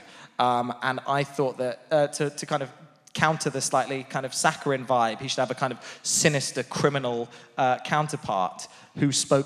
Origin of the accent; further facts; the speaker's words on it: Portsmouth, South East England, United Kingdom; I was from Portsmouth